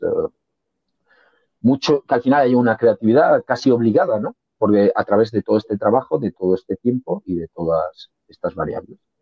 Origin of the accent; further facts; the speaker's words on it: Valencian Community, Spain; yo soy valenciano